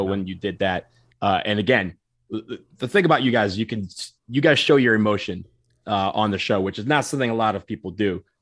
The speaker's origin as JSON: {"language": "English", "town": "Detroit", "region": "Michigan", "country": "United States", "said": "I'm from Detroit, so Detroit style pizza to me is, is the greatest pizza on earth."}